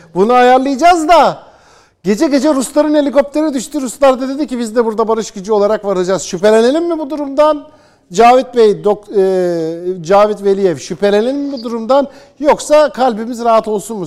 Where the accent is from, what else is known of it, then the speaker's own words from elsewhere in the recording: Erzurum, Turkey; Ben bir Türk olarak, Erzurumlu bir Türk olarak